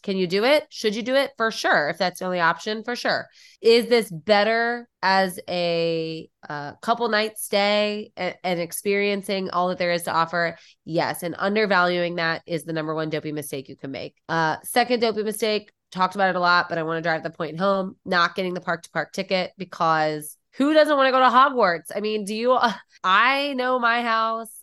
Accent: Midwest, United States; I'm from the Midwest and haunted houses are, like, such a thing here

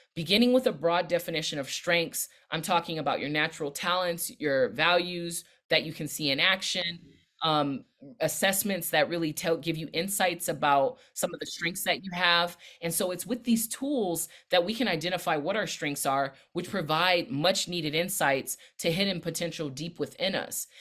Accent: Los Angeles County, California, United States; also born or lived in Long Beach / Inglewood / Compton; now in Washington, D.C., United States; I'm based in the D C area now, but I'm originally from Southern California. I rep Long Beach Hard, where I was born, but I was raised in L A County with roots in Inglewood and Compton

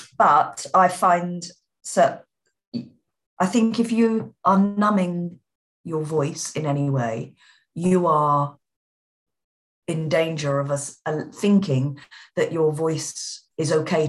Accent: London, United Kingdom; accent: Cockney; My natural accent, as I've talked to people about it before, is Cockney London

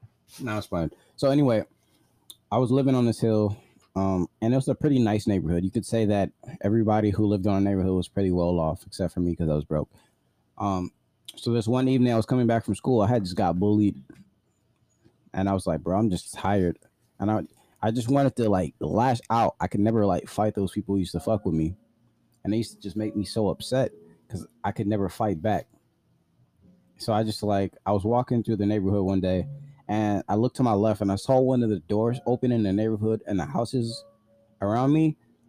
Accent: Brooklyn, New York, United States; I'm from Brooklyn. The hardest ever.

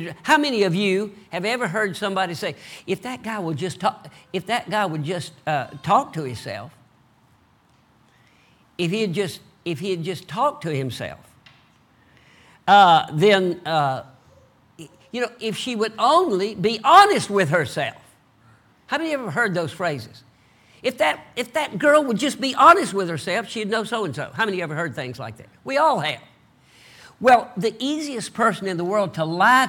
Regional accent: the South, United States; accent: Southern; I talk like a Southerner

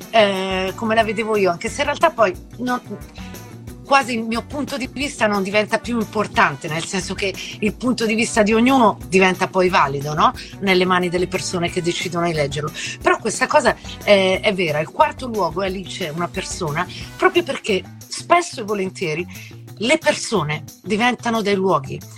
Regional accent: Italy; moved away; Io sono scappata dall'Italia. Sono scappata dall'Italia perché ovviamente per, per tutta una serie di ragioni

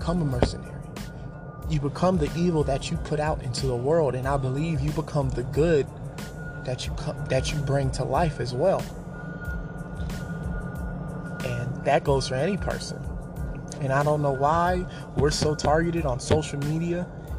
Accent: Atlanta, Georgia, United States; I grew up in Atlanta

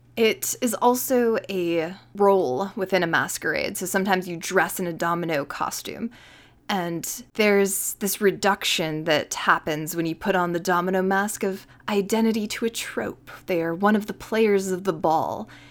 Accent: New York, United States; I am a New Yorker

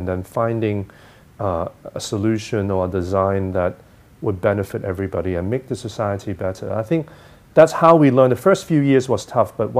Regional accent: Hong Kong; also born or lived in United States; I'm, you know, educated in the U.S., I grew up in Hong Kong

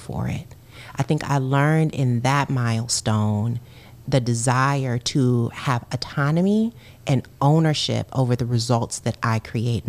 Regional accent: Kalamazoo, Michigan, United States; My family, my parents are both from there, but you know, I grew up in Kalamazoo

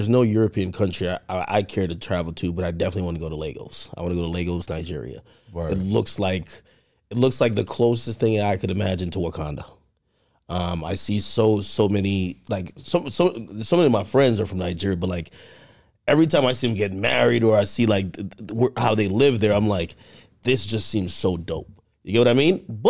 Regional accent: Jamaica; I'm from Jamaica

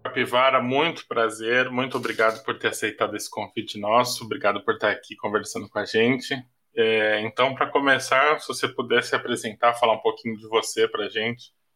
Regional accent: Santos, São Paulo, Brazil; eu sou de Santos, né? Minha família é toda daqui da Baixada

